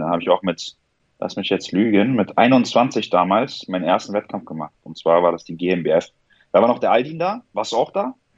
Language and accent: German; Berlin, Germany; also born or lived in Iran; Komme aus Berlin, bin hier aufgewachsen, geboren bin ich im Iran